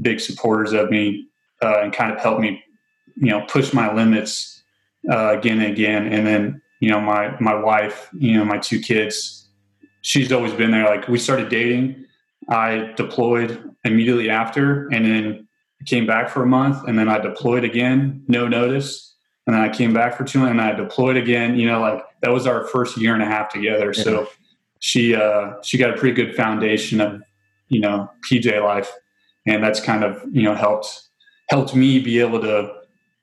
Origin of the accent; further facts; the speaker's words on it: near Grissom Air Force Base, Indiana, United States; moved away; I grew up surrounded by cornfields in Indiana.